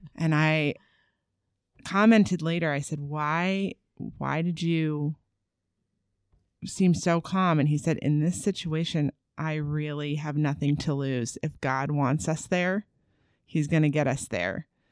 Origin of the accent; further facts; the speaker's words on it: East Coast, United States; also born or lived in Los Angeles, California / Sacramento, California; now in Augusta, United States; I'm from the East Coast